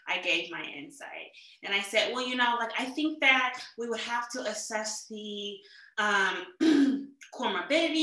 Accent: St. Louis, Missouri, United States; I am from St. Louis

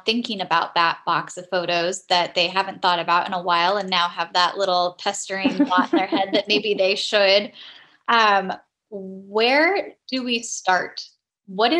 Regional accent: Southern California, United States; growing up in Southern California, where we don't really have weather

